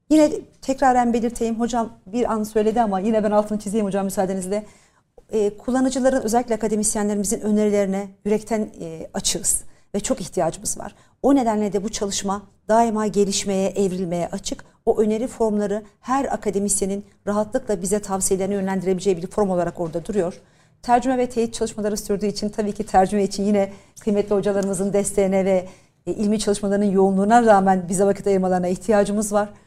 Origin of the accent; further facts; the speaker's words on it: Turkey; kodlaması biz Türkler olarak olarak